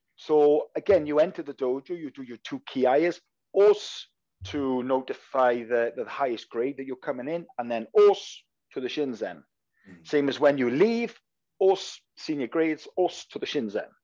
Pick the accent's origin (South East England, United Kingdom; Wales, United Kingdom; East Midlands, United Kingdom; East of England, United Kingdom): Wales, United Kingdom; accent: Welsh; I'm Welsh, so I've got a Welsh accent